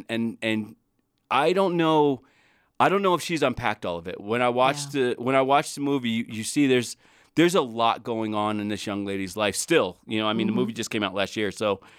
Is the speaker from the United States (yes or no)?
yes; East Coast, United States; And you know, everybody who listens knows I'm from the East Coast.